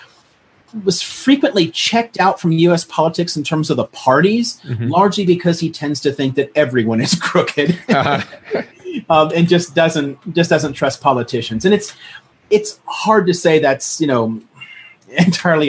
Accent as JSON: {"language": "English", "town": "Long Beach", "region": "California", "country": "United States", "tie": "born or raised there", "also_born_or_lived": "Orange County, California", "moved": "as an adult", "lives_now": "Riverside County, United States", "said": "I grew up in L.A. County, in the basically the Long Beach area"}